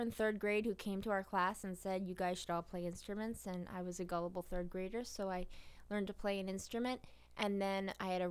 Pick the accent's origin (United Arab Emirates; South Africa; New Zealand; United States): United States; Palmyra, Pennsylvania; also born or lived in Harrisburg, Pennsylvania / Hershey, Pennsylvania / Pottsville, Pennsylvania / Lock Haven, Pennsylvania; by the time I was 5 we had moved to Palmyra, and I lived there most of my life till college